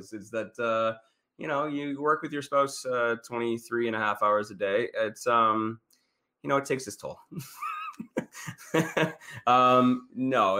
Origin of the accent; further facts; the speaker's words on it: Ontario, Canada; Yes, I'm from Ontario